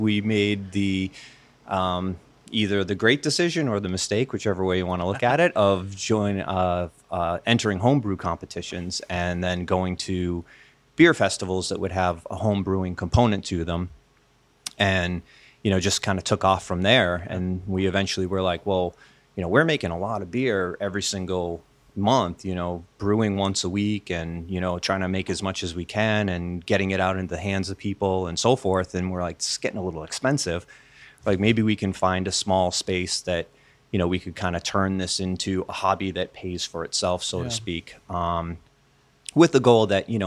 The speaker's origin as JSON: {"language": "English", "town": "Framingham", "region": "Massachusetts", "country": "United States", "tie": "born or raised there", "also_born_or_lived": "Ashland, Massachusetts", "said": "I grew up in the eastern part of the state. I grew up in the Framingham, Natick area."}